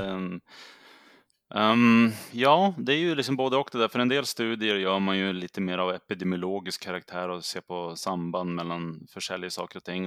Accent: Södertälje, Stockholm County, Sweden; moved away as an adult; also born or lived in Umeå; jag kommer ju ursprungligen från Södertälje som ligger söder om Stockholm, men jag flyttade upp till Umeå när jag var 21 år gammal

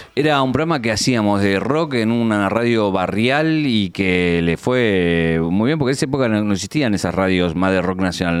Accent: Isidro Casanova, Buenos Aires Province, Argentina; de un barrio nada humilde de Isidro Casanova y donde fui creciendo, donde hice la primaria en el colegio público, la secundaria en San Justo

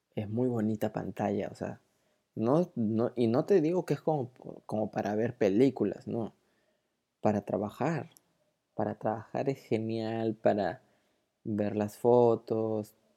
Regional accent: Peru; also born or lived in Lima; soy de Perú, y vivo en Lima

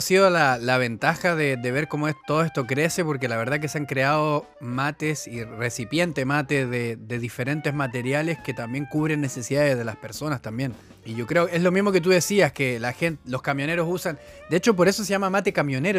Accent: Chile

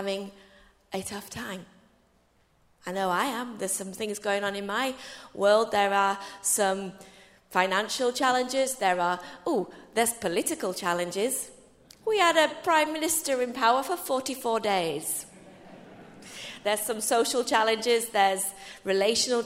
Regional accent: England, United Kingdom; I'm your English sister

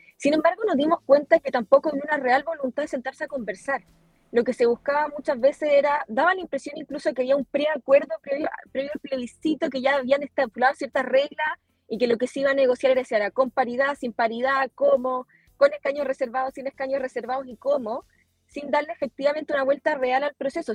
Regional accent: Osorno, Los Lagos, Chile; also born or lived in Santiago; representar a la región de los lagos, región en la que nací, en la que crecí

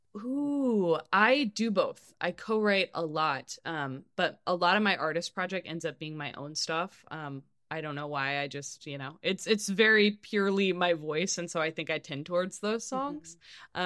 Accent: Kansas City, Missouri, United States; moved away; also born or lived in Nashville; growing up in Kansas City, I started taking guitar lessons like in the first grade

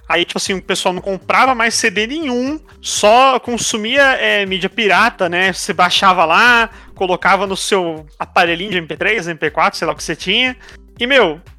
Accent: Brazil; Como bom brasileiro

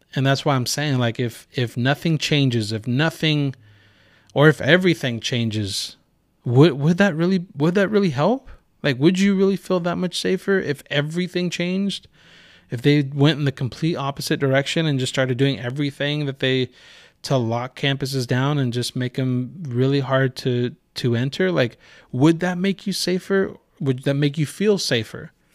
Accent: Santa Rosa, California, United States; also born or lived in Rohnert Park; I was born and raised in Santa Rosa.

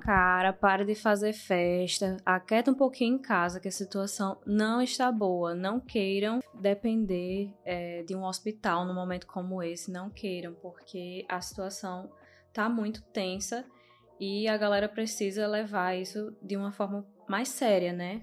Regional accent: Northeast Region, Brazil; now in Netherlands; a gente como brasileiro, principalmente como nordestino

